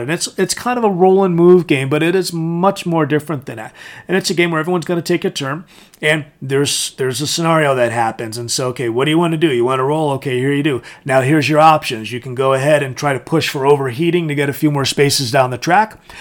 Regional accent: Connecticut, United States; it was starting to get popular where I grew up in Connecticut.

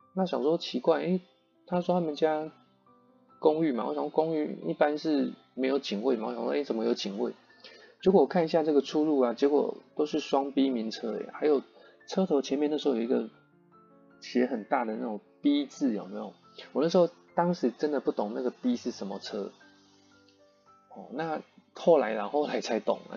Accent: Yilan County, Taiwan; 我是宜兰人，就不熟台北的路嘛

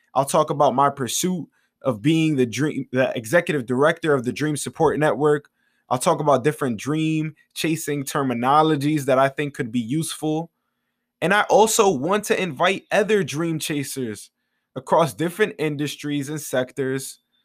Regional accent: New York City, New York, United States; I am from the Bronx, New York

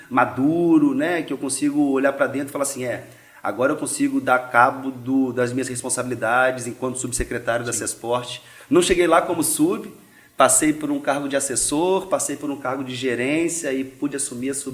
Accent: Rio de Janeiro, Brazil; now in Vitória, Brazil; eu sou carioca de nascimento, capixaba de coração, né? A construção do … que tem hoje é muito Jardim Camburi

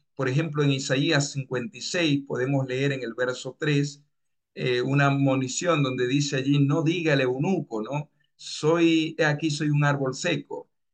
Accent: Dominican Republic; moved away as an adult; also born or lived in Bellingham, Washington, United States; now in Peru; Yo soy de República Dominicana

